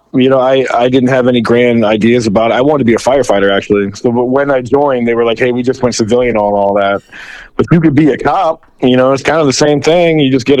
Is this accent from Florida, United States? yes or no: yes; Clearwater, Florida, United States; I'm from Clearwater, actually. I was born in Morton Plant Hospital. I went to Clearwater High School, John F. Kennedy Middle School. I joined the Army when I was 21.